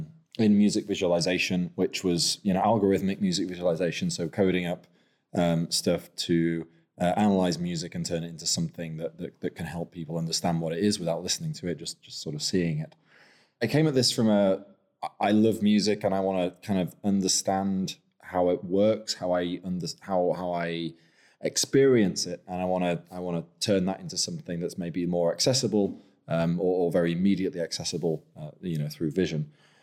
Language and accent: English; Lancaster, North West England, United Kingdom; moved away; also born or lived in York; I'm actually from Lancaster, from the other Rose. So a bit of a traitor to my birthplace, really.